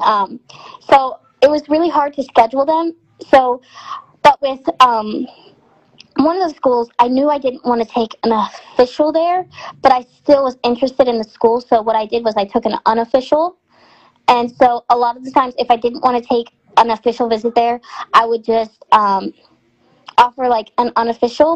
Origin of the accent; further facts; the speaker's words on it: Texarkana, United States; Where I'm from, my hometown, it's a big Texas and Arkansas rivalry because we're in, there's Texarkana is um, Texarkana, Texas, and there's a Texarkana, Arkansas